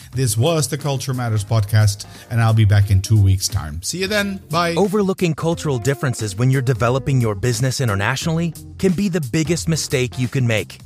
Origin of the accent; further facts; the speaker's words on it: Amsterdam, North Holland, Netherlands; I'm from Amsterdam.